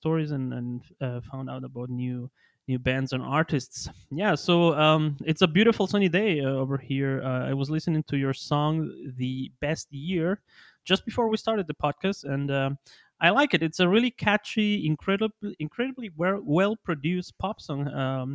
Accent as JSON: {"language": "English", "country": "Ecuador", "said": "I am from Ecuador"}